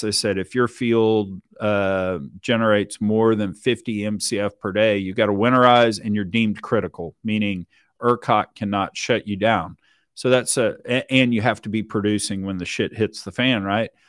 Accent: Richmond, Texas, United States; I grew up down in Richmond, Texas

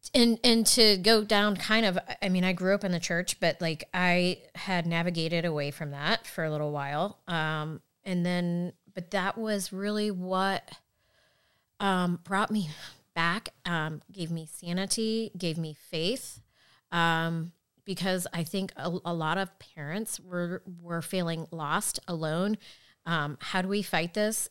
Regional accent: Fishers, Indiana, United States; I grew up in Fishers

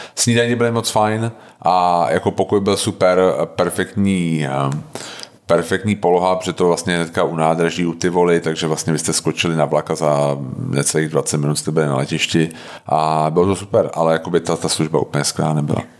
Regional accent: Czechia; u nás jako Češi

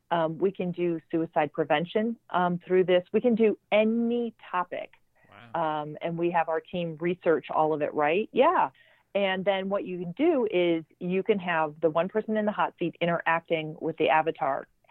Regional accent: Chicago, Illinois, United States; I um, grew up in uh, the North Shore, Chicago, uh, so the suburbs

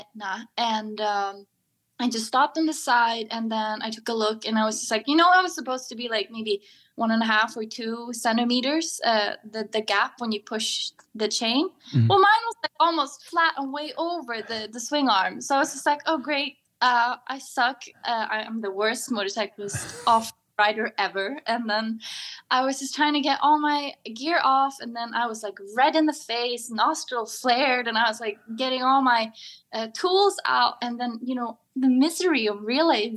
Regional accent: Sweden; from Sweden

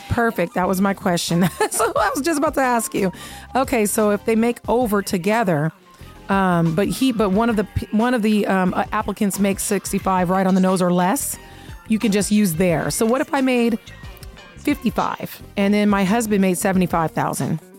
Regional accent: Seattle, Washington, United States; now in Las Vegas, United States; I grew up playing bingo in Seattle

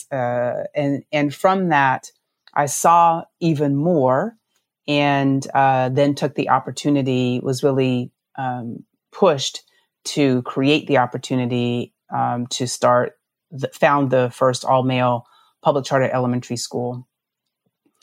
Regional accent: Utah, United States; also born or lived in Navajo Nation; I grew up actually in Utah

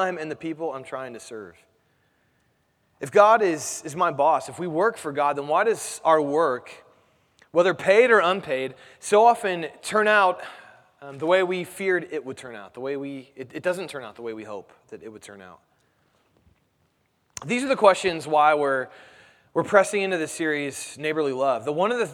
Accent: Indianapolis, Indiana, United States; I'm from Indianapolis

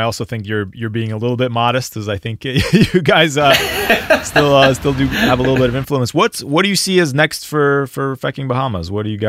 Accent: Philadelphia, Pennsylvania, United States; I'm from Philadelphia.

